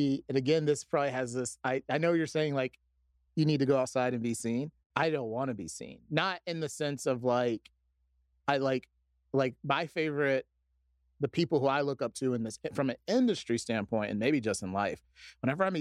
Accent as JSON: {"language": "English", "town": "Atlanta", "region": "Georgia", "country": "United States", "tie": "born or raised there", "also_born_or_lived": "Chicago", "moved": "yes", "said": "growing up where I grew up in Atlanta, it was rough"}